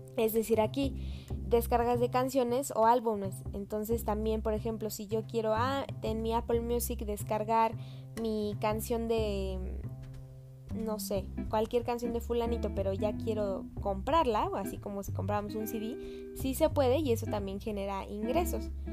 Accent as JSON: {"language": "Spanish", "region": "Mexico City", "country": "Mexico", "said": "soy de la Ciudad de México"}